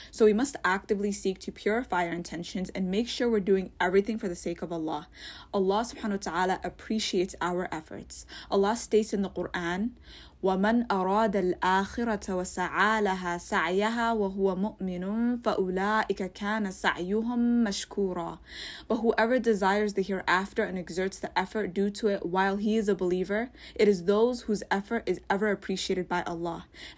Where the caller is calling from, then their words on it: Toronto, Ontario, Canada; I'm a listener from Toronto.